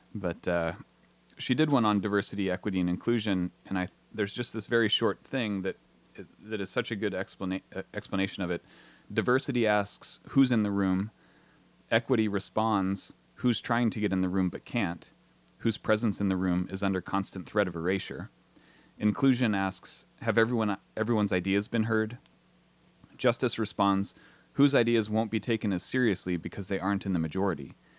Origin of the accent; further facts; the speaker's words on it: Southern California, United States; moved away as an adult; also born or lived in Portland, Oregon; now in Astoria, United States; I grew up in Southern California